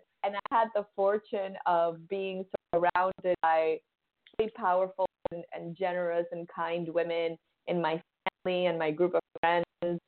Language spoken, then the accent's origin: English; Dominican Republic; moved away as an adult; also born or lived in New York City; now in Miami, United States; We're from Dominican Republic. I grew up and I was raised there. I lived there until I was 19.